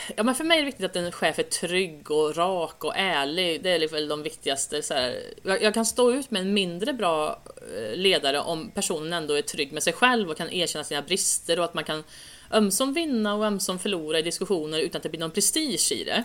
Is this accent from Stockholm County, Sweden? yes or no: no; Säffle, Värmland, Sweden; moved away; Jag kommer ju från Värmland från början